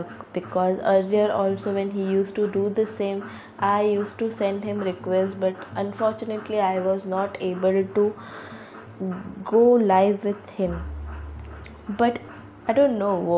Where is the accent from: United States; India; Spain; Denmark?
India; as an Indian